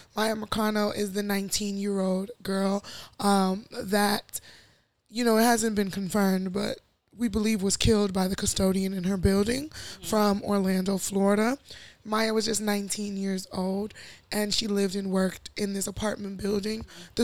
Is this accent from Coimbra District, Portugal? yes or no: no; Lisbon, Portugal; born there; Oh, you know, I was born in Lisbon, and...